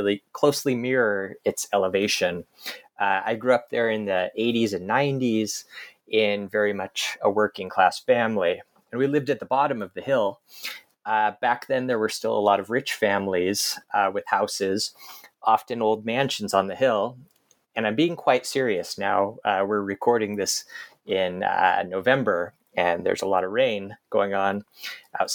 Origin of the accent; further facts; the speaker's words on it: Aberdeen, Washington, United States; also born or lived in Finland; I grew up in Aberdeen, an old lumber town in Grays Harbor County, one of Washington's coastal areas